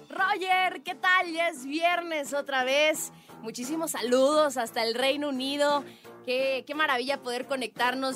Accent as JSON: {"language": "Spanish", "country": "Mexico", "said": "como mujer y como mexicana"}